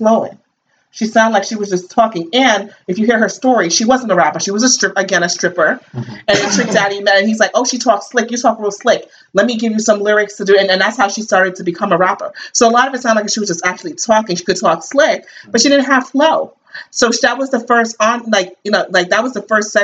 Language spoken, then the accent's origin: English; New York City, New York, United States; moved away; also born or lived in New Jersey; we were little, we grew up in Brooklyn and then moved to Jersey later.